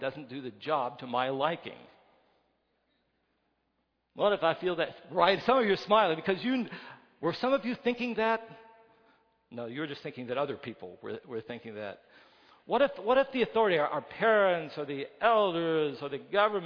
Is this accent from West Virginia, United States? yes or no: yes; West Virginia, United States; I come from West Virginia.